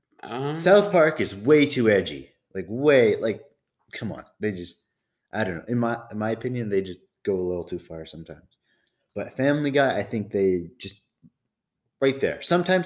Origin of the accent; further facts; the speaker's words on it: Canada; we're from Canada